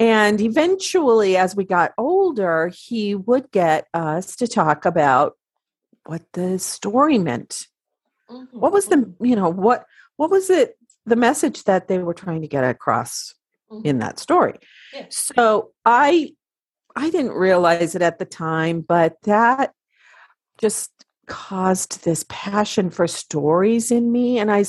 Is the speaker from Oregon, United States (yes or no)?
yes; Oregon, United States; also born or lived in Washington; I grew up in the Pacific Northwest of the United States in the states of Oregon and Washington.